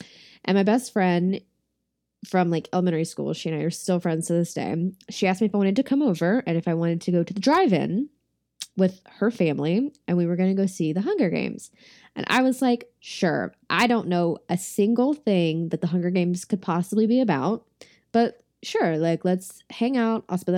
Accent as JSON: {"language": "English", "region": "the South", "country": "United States", "said": "I'm from the South, so I'm very familiar with this"}